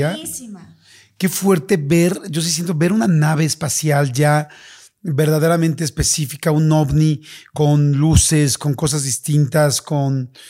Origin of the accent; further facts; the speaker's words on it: Vizcaíno, Baja California Sur, Mexico; also born or lived in Tijuana; Yo nací en Tijuana, pero a los tres o cuatro años mis padres nos llevaron a vivir a un ejido, el cual es un pueblo agricultor llamado Ejido Gustavo Díaz Ordaz, pero es más conocido como Vizcaíno.